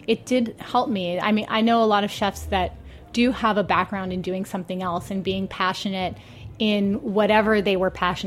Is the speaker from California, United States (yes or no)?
yes; Long Beach, California, United States; also born or lived in Boston / Atlanta; I grew up in Long Beach, which is probably 35, 40 miles away from Los Angeles